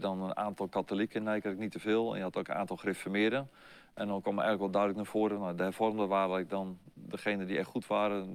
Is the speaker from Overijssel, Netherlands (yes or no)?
no; Nijkerk, Gelderland, Netherlands; ben geboren op 8 juli 1959, dat is voor jullie geboorte, in Nijkerk op de Veluwe. Okay. Dus eh, daar ben ik geboren en eh, opgegroeid